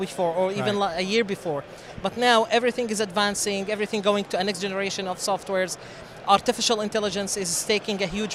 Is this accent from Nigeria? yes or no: no; Syria; moved away as an adult; also born or lived in Jordan; now in Lubbock, United States; originally, I am from Syria.